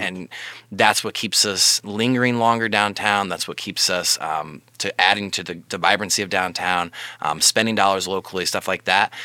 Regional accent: Fort Wayne, Indiana, United States; being born and raised in Fort Wayne

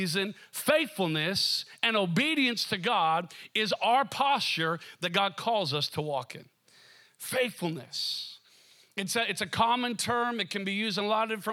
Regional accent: Minnesota, United States; moved away; also born or lived in Seattle; growing up in Minnesota, it kind of felt like winter would never end

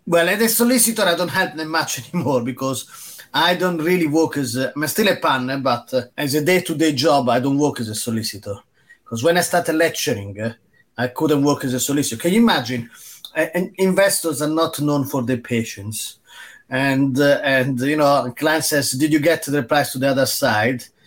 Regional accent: Rome, Lazio, Italy; now in England, United Kingdom; I grew up in Rome

